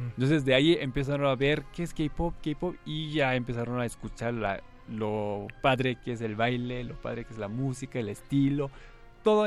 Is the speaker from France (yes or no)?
no; Mexico; Spanish is a second language; moved away as an adult; also born or lived in South Korea / Hungary; Yo tuve mi infancia, yo viví mi infancia en Corea, mi adolescencia en México. Y después me fui a estudiar en Hungría